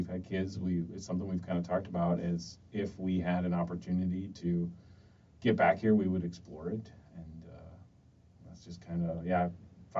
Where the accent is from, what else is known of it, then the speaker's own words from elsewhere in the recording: Dubuque, Iowa, United States; moved away as an adult; also born or lived in Cedar Falls, Iowa / Des Moines, Iowa; I am originally from Dubuque. I think I was born at Mercy Hospital.